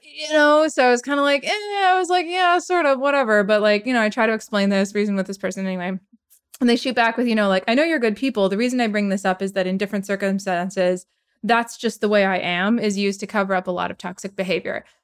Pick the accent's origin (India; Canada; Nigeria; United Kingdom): Canada; Edmonton, Alberta; moved away; my hometown in Edmonton